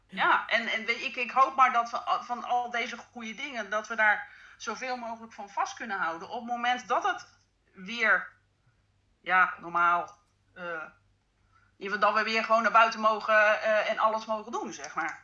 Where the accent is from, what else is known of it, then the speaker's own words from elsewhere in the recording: Netherlands; wij als Nederlanders